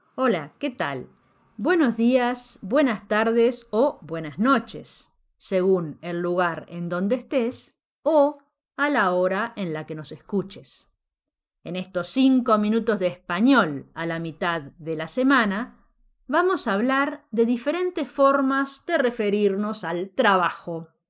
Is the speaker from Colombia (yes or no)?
no; Mexico; En México también decimos